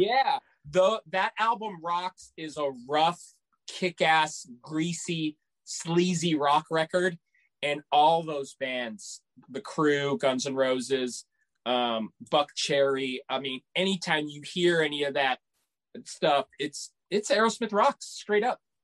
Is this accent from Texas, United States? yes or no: yes; San Antonio, Texas, United States; Growing up in San Antonio, Texas, we had a very influential radio station